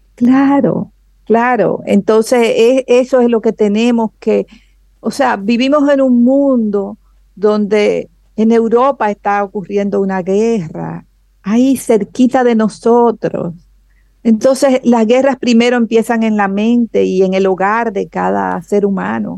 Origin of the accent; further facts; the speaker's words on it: Dominican Republic; nosotros como cultura dominicana